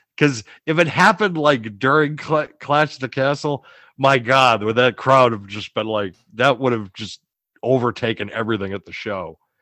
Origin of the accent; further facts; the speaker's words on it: Boston, Massachusetts, United States; I'm from Boston